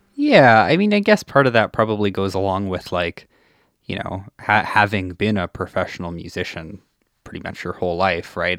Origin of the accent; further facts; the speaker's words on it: Saskatchewan, Canada; now in Edmonton, Canada; I grew up in Saskatchewan and then came to Edmonton